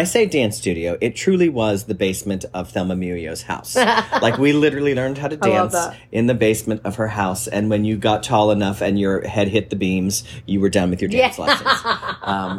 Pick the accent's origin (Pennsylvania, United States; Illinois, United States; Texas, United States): Pennsylvania, United States; Beaver Falls; moved away as an adult; also born or lived in New York; now in North Carolina, United States; I grew up in a small town, small city called Beaver Falls